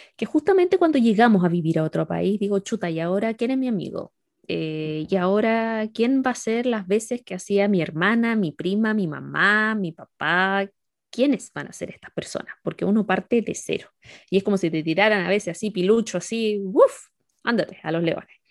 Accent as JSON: {"language": "Spanish", "town": "La Serena", "region": "Coquimbo", "country": "Chile", "moved": "as an adult", "lives_now": "China", "said": "Soy serenense, tengo casi 34 ya."}